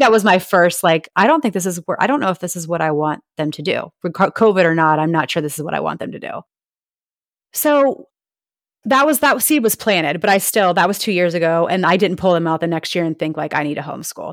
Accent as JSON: {"language": "English", "region": "Ohio", "country": "United States", "also_born_or_lived": "Nashville, Tennessee", "moved": "as an adult", "lives_now": "Florida, United States", "said": "I'm from Ohio and we have moved around a lot"}